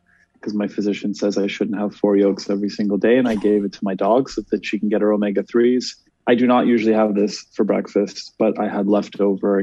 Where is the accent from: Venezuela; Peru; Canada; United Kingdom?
Canada; Montreal, Quebec; also born or lived in Laval, Canada; I was raised in Montreal for most of my life